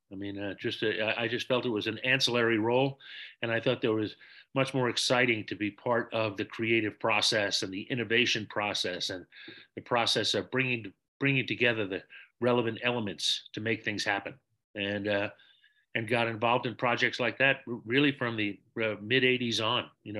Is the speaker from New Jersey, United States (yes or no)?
no; New York City, New York, United States; I was born and raised in New York City. Both of my parents were the children of immigrants. All four of my grandparents were born in Ireland, and they all came over in the 1920s